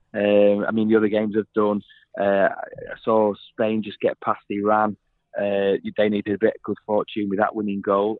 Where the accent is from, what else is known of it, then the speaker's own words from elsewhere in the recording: England, United Kingdom; because I'm an Englishman